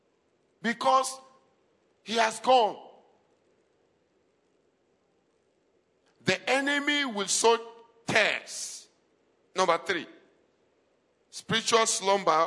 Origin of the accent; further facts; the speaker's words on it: Adamawa, Nigeria; we are indigenous of Adamawa State